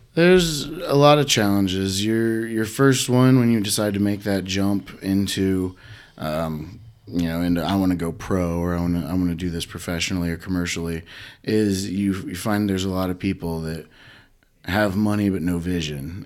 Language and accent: English; Huntington, Indiana, United States; I grew up in Huntington